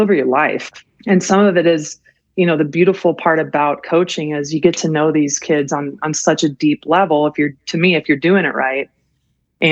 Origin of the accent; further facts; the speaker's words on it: Colorado, United States; moved away as an adult; I grew up in Colorado